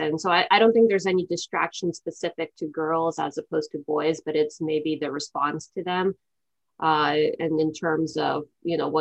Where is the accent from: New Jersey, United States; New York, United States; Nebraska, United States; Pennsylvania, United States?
Pennsylvania, United States; Philadelphia; my hometown of Philadelphia